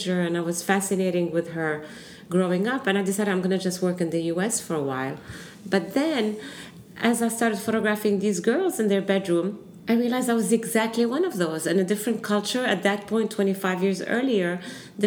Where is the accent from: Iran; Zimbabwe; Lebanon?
Lebanon; also born or lived in Palestine; now in United States; I'm American, but I'm also I'm also Lebanese. I'm also Palestinian